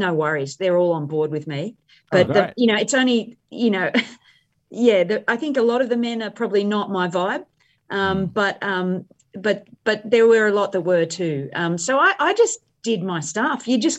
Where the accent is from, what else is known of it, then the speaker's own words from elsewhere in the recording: India; So I grew up in India.